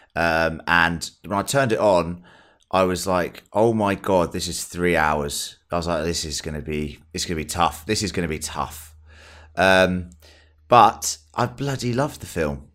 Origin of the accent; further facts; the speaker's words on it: England, United Kingdom; I'm English.